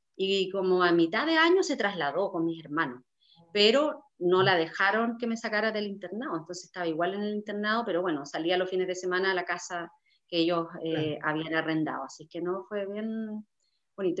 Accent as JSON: {"language": "Spanish", "town": "Vallenar", "region": "Atacama", "country": "Chile", "tie": "born or raised there", "said": "yo soy eh, nacida y criada en, Vallenar, a 660 kilómetros de, la capital al norte"}